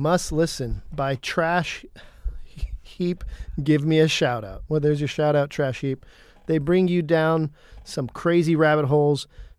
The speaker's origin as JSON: {"language": "English", "country": "United States", "said": "I'm just an American."}